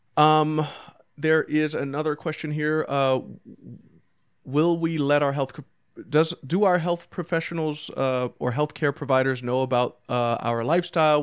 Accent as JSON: {"language": "English", "region": "New York", "country": "United States", "said": "I'm from New York."}